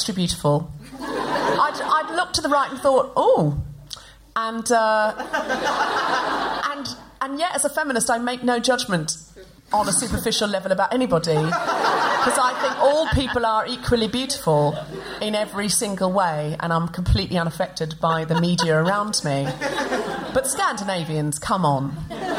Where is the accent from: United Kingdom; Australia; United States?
Australia; Gold Coast, Queensland; moved away